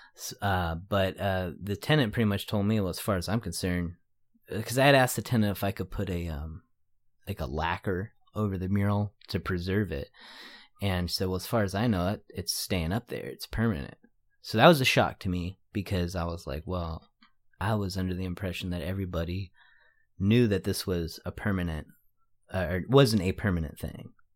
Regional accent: San Jose, California, United States; I'm from San Jose, but I wouldn't consider myself a San Jose artist.

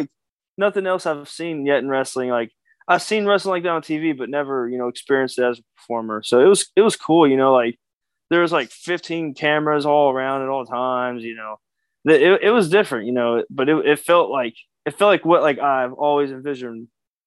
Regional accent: Kentucky, United States; I'm a Kentucky boy. I'm from the South.

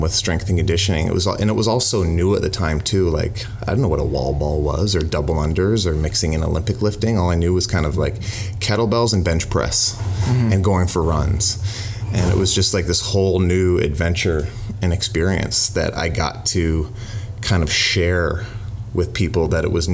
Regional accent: Toronto, Ontario, Canada; growing up in Toronto, the city, the culture, and the community is one of the most prideful things I have

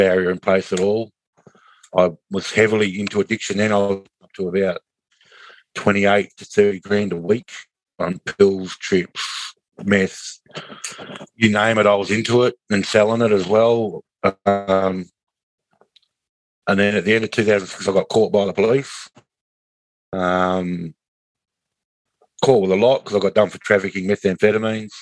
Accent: Kalgoorlie, Western Australia, Australia; also born or lived in Katanning, Western Australia; now in Bunbury, Australia; Went to Kalgoorlie when I was about a year and a half old. Stayed in Kalgoorlie to 1999

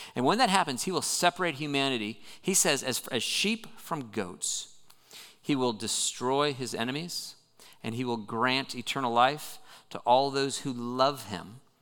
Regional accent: Southern California, United States; moved away; I grew up in Southern California, which gets a reputation for being beautiful

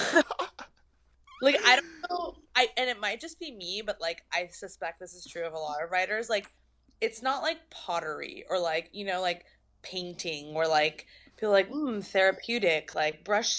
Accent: Torrance, California, United States; accent: Valley girl; also born or lived in San Fernando Valley; I'm from Torrance technically, but like I'm basically a Valley girl, you know, that's how I learned how to speak.

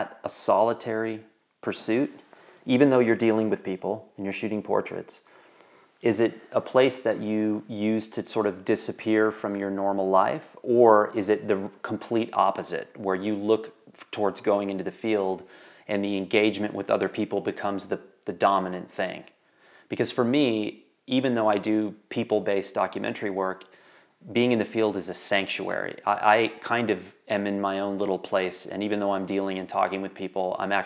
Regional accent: Wyoming, United States; growing up in Wyoming

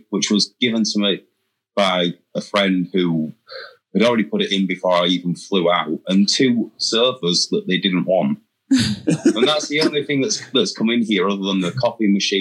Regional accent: England, United Kingdom; now in United States

